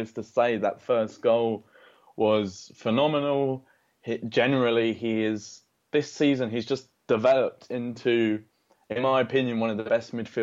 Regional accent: London, United Kingdom; I was born in London and I supported Arsenal from an early age

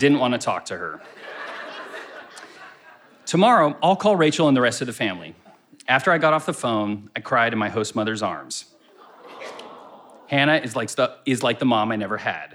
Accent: United States; I'm foreign and from America

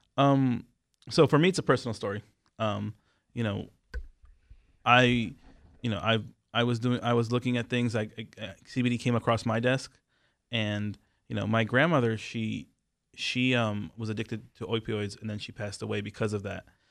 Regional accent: Israel; moved away; I am from Israel.

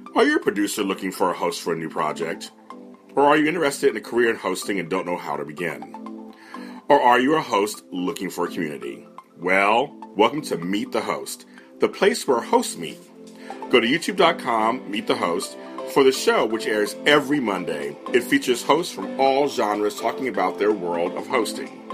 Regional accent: Los Angeles, California, United States; also born or lived in Sacramento; I'm from LA. He got a job up there when I was like 10 or 11

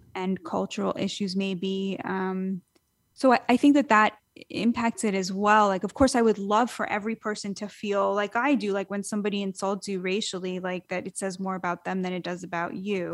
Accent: United States; I'm an American citizen. I'm an American

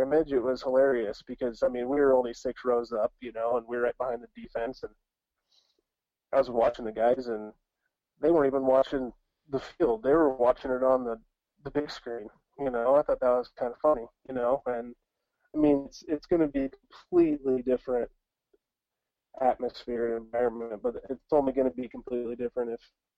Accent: Iowa, United States; moved away; growing up in Iowa

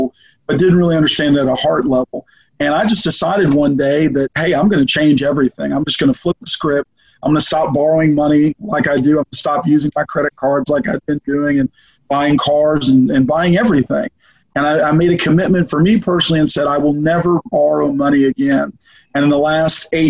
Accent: Arizona, United States; now in Memphis, United States; I'm from Arizona originally

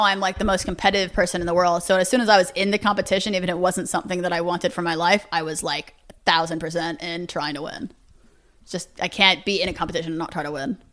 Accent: New York City, New York, United States; born and raised Manhattan

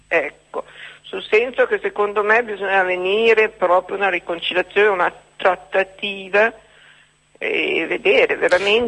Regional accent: Como, Lombardy, Italy; io sono di Como

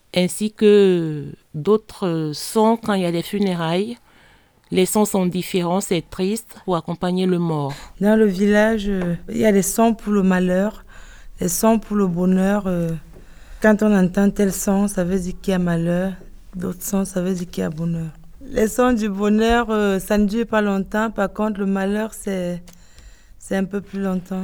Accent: Grand-Bassam, Côte d’Ivoire; moved away; Mes origines sont guinéennes, mais je suis née en Côte d'Ivoire, d'une mère ivoirienne et d'un père guinéen

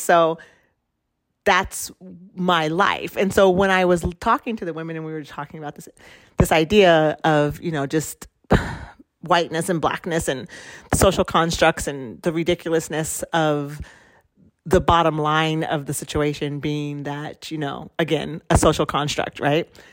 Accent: Oregon, United States; also born or lived in Central America; I was born in Oregon, which is a white space

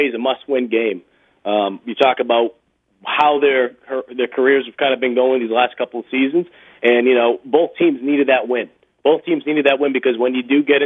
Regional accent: Boston, Massachusetts, United States; moved away as an adult; also born or lived in Mississippi; growing up in Boston

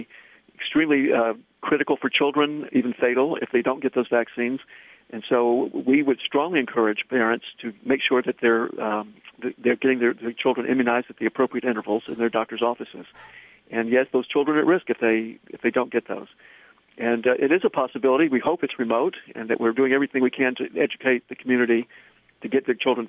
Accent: Tennessee, United States; accent: Southern; now in Boston, United States; you may be able to tell from my voice that I'm from the South. I'm from Tennessee

